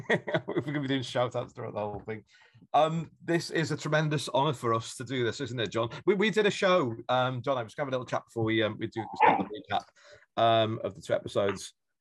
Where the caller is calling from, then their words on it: Norwich, East of England, United Kingdom; I'm calling from Norwich in Norfolk